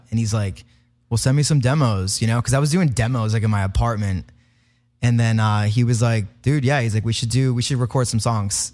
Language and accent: English; Providence, Rhode Island, United States; moved away as an adult; now in Nashville, United States; I grew up in Providence